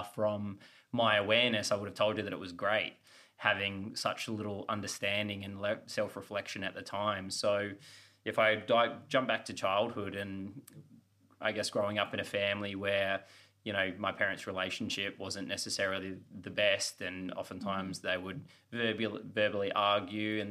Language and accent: English; Australia; moved away as an adult; also born or lived in Los Angeles, United States / Austin, Texas, United States; being the Aussie.